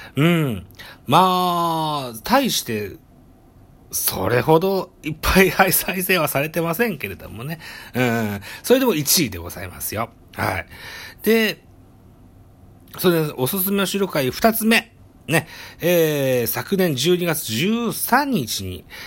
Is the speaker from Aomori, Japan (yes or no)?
no; Shimane, Japan; 出身地、私は島根県に、えー、生まれの島根県育ちでございます